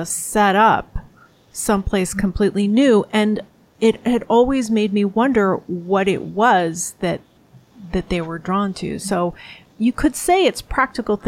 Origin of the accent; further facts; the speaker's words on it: New York City, New York, United States; now in Chicago, United States; I'm a city girl. I was born in New York City